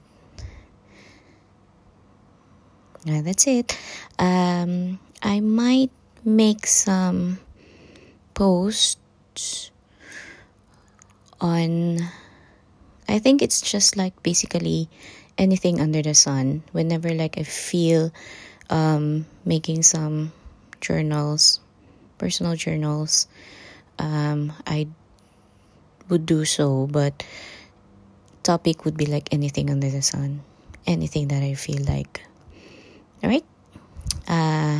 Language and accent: English; Panabo, Davao del Norte, Philippines; moved away as an adult; now in United Kingdom; I came from the Philippines, Davao City specifically. No, Panabo City.